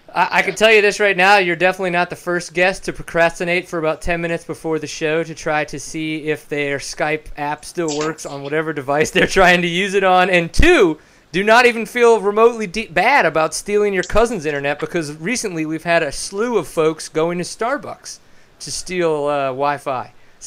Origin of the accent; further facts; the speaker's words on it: New Orleans, Louisiana, United States; I grew up in Louisiana, in southern Louisiana. For whatever reason, I grew up in New Orleans, so I don't know if because of the fact that I was in New Orleans proper, that I didn't actually pick up a southern accent